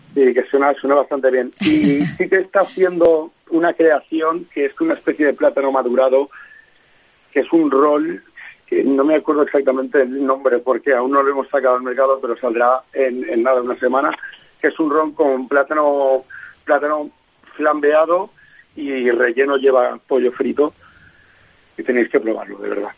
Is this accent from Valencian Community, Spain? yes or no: yes; Valencia, Valencian Community, Spain; moved away as an adult; nosotros y yo somos de Valencia